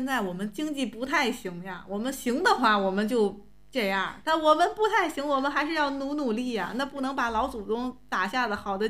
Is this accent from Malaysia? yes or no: no; Tianjin, China; 咱们天津人着急这件事儿